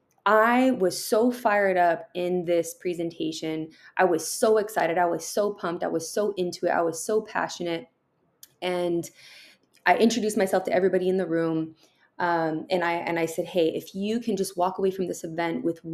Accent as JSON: {"language": "English", "town": "San Diego", "region": "California", "country": "United States", "tie": "born or raised there", "also_born_or_lived": "Tucson, Arizona", "said": "I was raised here in San Diego"}